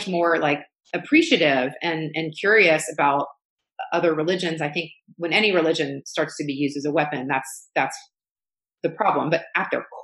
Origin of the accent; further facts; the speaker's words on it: the South, United States; I grew up going in the South, going to a very like elite private school